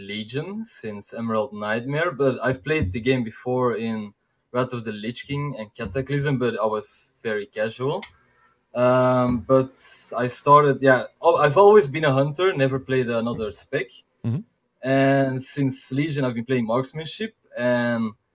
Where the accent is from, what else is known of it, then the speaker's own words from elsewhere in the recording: Belgium; English is a second language; I'm from Belgium, from Europe, and I speak Dutch. And I'm from Belgium.